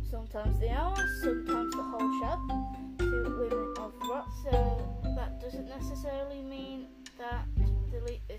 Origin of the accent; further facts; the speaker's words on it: West Midlands, United Kingdom; I am 22. I am from the West Midlands in the UK.